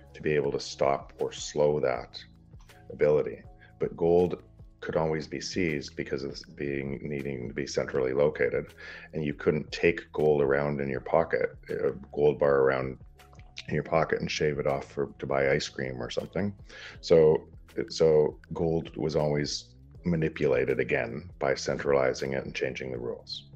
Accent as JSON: {"language": "English", "country": "Canada", "said": "From Canada, I'm entrepreneur"}